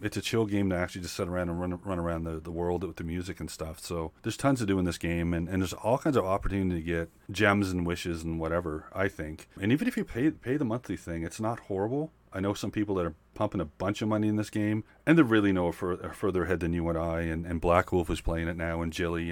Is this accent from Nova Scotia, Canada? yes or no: yes; Nova Scotia, Canada; I'm from Nova Scotia